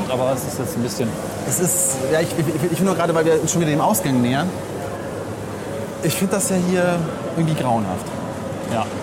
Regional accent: Langenfeld, North Rhine-Westphalia, Germany; Also in meiner Heimatstadt Langenfeld ist vor kurzem was Ähnliches passiert.

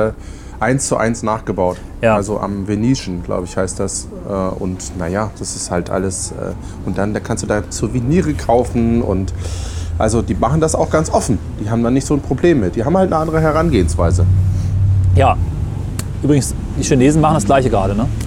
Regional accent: Lüneburg, Lower Saxony, Germany; wenn äh, Amerikaner durch meine alte Heimatstadt laufen, also Lüneburg, und dann da Häuser sind, die sind tausend Jahre alt

